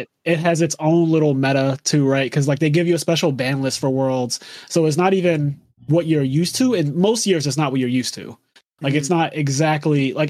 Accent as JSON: {"language": "English", "country": "United States", "also_born_or_lived": "Pennsylvania", "said": "I'm American"}